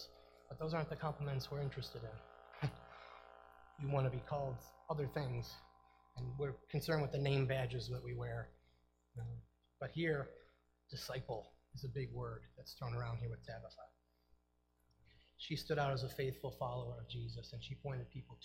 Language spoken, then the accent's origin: English; Eden, New York, United States; also born or lived in Tonawanda, New York; I'm from Eden, New York